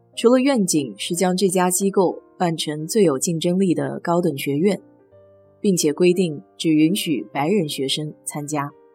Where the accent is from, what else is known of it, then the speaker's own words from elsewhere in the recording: Nanjing, Jiangsu, China; now in Houston, United States; 作为南京人的我